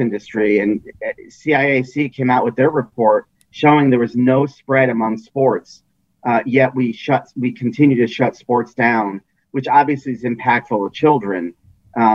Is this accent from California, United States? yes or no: no; Connecticut, United States; born or raised there